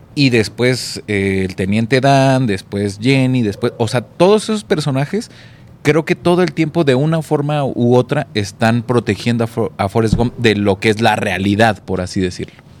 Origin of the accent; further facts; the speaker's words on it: Mexico City, Mexico; siendo un chilango por acá